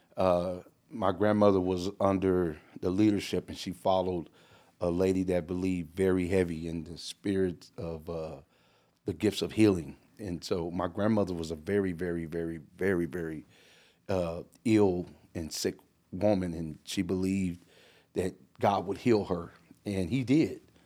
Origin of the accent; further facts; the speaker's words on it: California, United States; moved away; originally I'm from California